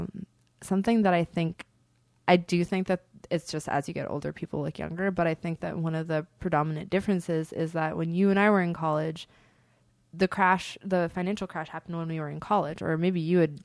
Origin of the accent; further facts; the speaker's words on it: Berkeley, California, United States; I'm from Berkeley. I'm chill as fuck.